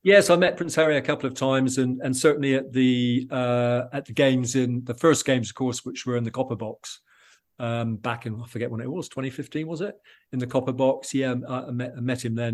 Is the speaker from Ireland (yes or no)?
no; England, United Kingdom; being an Englishman